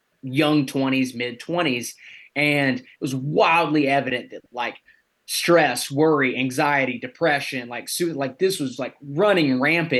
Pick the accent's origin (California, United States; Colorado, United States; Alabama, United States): Alabama, United States; moved away as an adult; also born or lived in West Virginia; I'm originally from Alabama